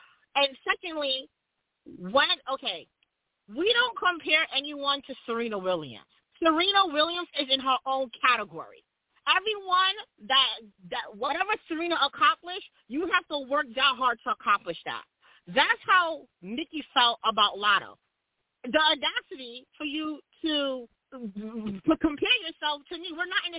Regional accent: Jamaica; So all I got to say about that is I am Jamaican, and I see you was being very facetious the other day. We Jamaicans just want our reparations.

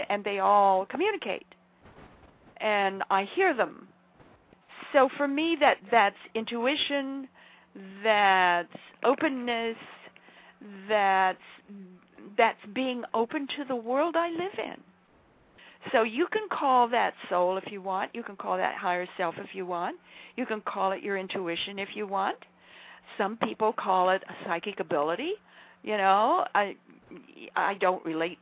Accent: southern Idaho, United States; now in Charlottesville, United States; I come from the reclaimed deserts of southern Idaho.

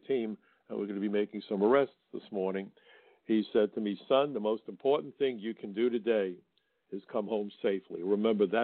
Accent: New York City, New York, United States; I'm a New Yorker. I come from Brooklyn

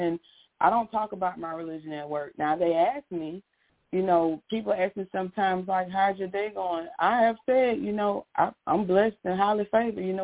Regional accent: Pensacola, Florida, United States; I'm from Pensacola, Florida

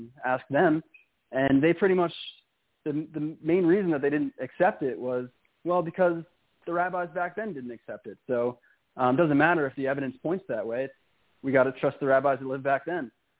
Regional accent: New York, United States; moved away as an adult; now in San Marcos, Texas, United States; growing up in New York, it's very different in Texas.

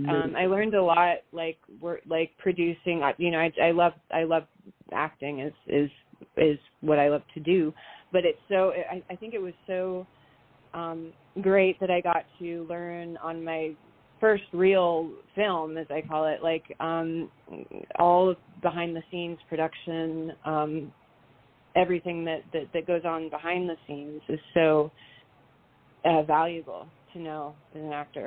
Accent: San Francisco, California, United States; born there; also born or lived in England / Bay Area / Canada; I was born in San Francisco, and we moved a lot. We moved to England for about 5 years and then back to the Bay Area.

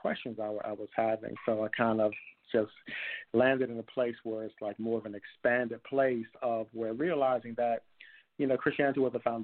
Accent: New York City, New York, United States; moved away as an adult; now in Atlanta, United States; I was born and raised in Brooklyn

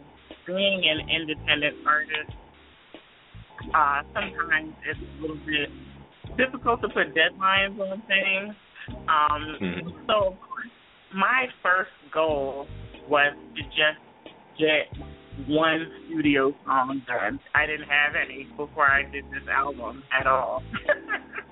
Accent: New Jersey, United States; also born or lived in Philadelphia; now in Los Angeles, United States; I'm originally from South Jersey.

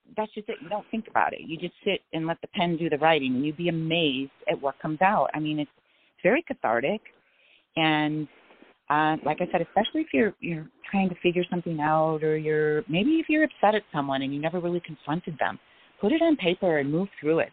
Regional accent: Illinois, United States; moved away as an adult; also born or lived in Texas / Seattle; now in Phoenix, United States; I was born in Illinois

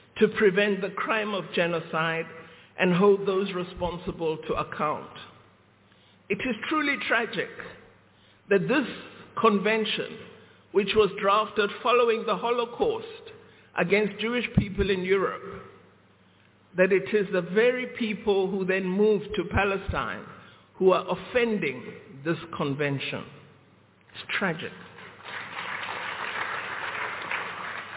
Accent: South Africa; we, as the people of South Africa

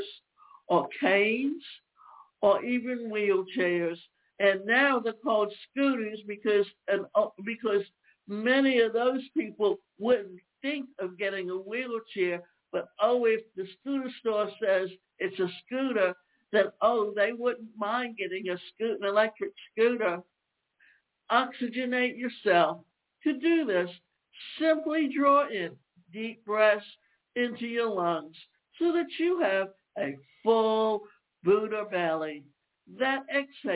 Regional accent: the South, United States; I grew up in the South where it was always warm

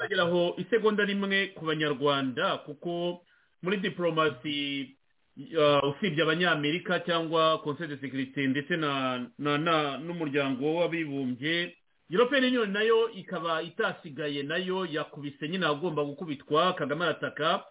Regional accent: Rwanda; kuri twebwe nk'abanyarwanda

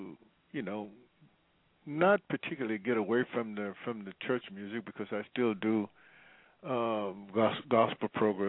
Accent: Vicksburg, Mississippi, United States; now in Los Angeles, United States; until I moved from Vicksburg, Mississippi, to Los Angeles, California.

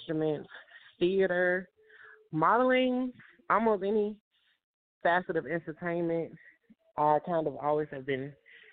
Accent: Chicago, Illinois, United States; moved away as an adult; now in Atlanta, United States; I'm from Chicago, Illinois, and I was born and raised there

